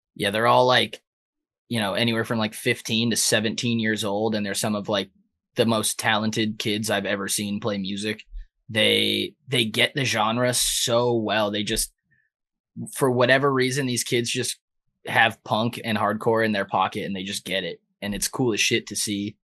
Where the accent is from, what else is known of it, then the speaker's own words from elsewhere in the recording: San Diego, California, United States; now in Minneapolis, United States; I'm from San Diego.